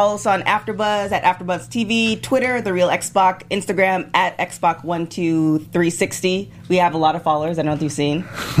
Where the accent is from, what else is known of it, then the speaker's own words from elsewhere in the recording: Toronto, Ontario, Canada; Not African-American, just black. I'm Canadian. Black.